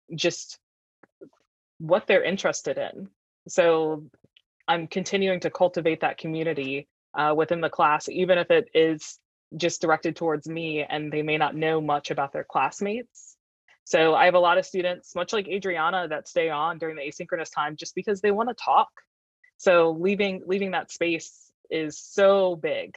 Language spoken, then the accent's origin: English; Fredericksburg, Virginia, United States; also born or lived in Richmond, Virginia; I'm actually from Virginia, but I'm not from this area. I grew up in Fredericksburg and went to Chancellor High School